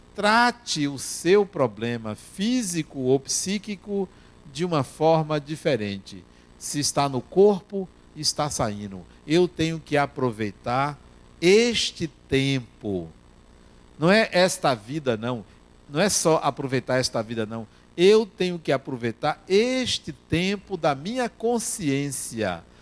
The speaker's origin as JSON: {"language": "Portuguese", "country": "Brazil", "said": "nós brasileiros"}